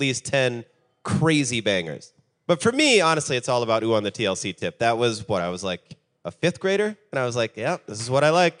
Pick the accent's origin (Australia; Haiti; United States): United States; South Dakota; You're goddamn right I'm from South Dakota.